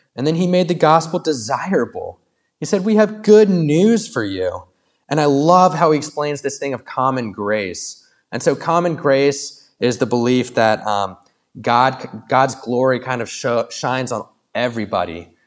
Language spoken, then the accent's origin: English; Williamsburg, United States; I was raised in Williamsburg, and then I left for college and and seminary, and then I came back to Williamsburg